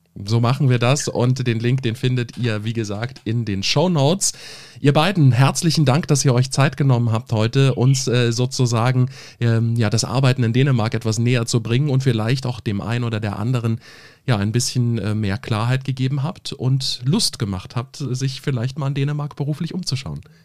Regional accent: Germany; hier bei uns in Deutschland

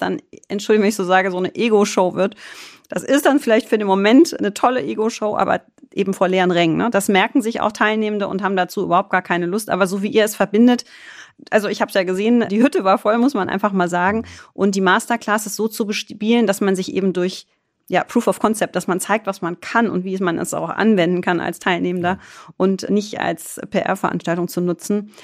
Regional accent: Düsseldorf, North Rhine-Westphalia, Germany; ich gebürtige Düsseldorferin

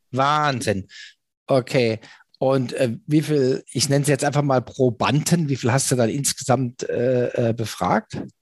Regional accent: Germany; als Deutscher

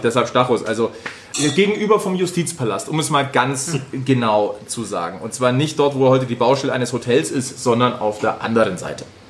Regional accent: Munich, Bavaria, Germany; als Münchner

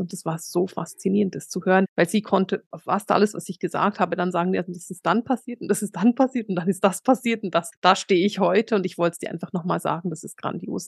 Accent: suburb of Bern, Switzerland

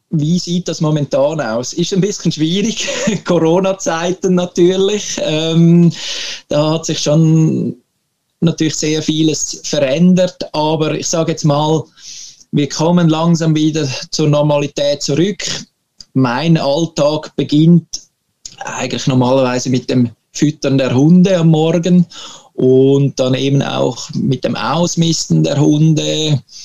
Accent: Switzerland; moved away as an adult; now in Sweden; Für uns Schweizer

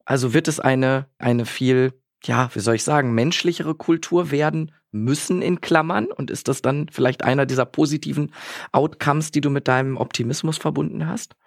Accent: Bielefeld, North Rhine-Westphalia, Germany; in meiner wunderbaren Heimatstadt Bielefeld

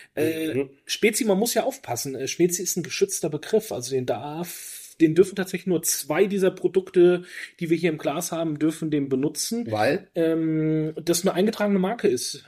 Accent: Franconia, Bavaria, Germany; moved away; also born or lived in Berchtesgaden; ich komme ja aus, aus Franken-Bayern

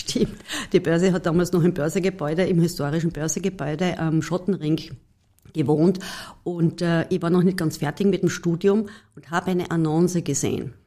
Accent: Carinthia, Austria; ich war als Kärntnerin ganz klassisch in der HPLA im, in der Oberstufe

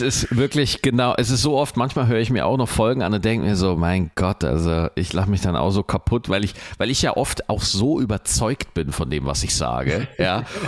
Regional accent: Germany; bei uns in Deutschland

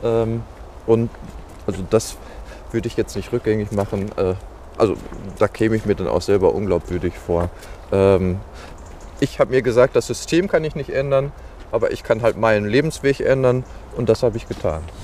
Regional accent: Dortmund, North Rhine-Westphalia, Germany; moved away as an adult; now in Gladbeck, Germany; ich bin äh, 41 Jahre alt, gebürtiger Dortmunder

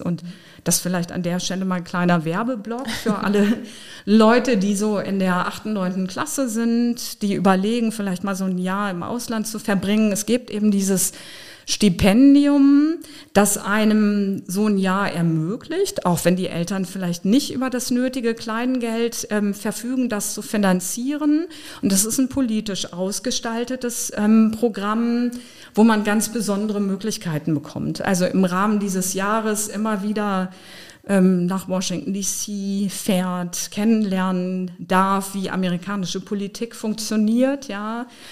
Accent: Osnabrück, Lower Saxony, Germany; also born or lived in Berlin; now in Trier, Germany; Osnabrück ist meine Geburtsstadt. Da habe ich meine Kindheit verbracht.

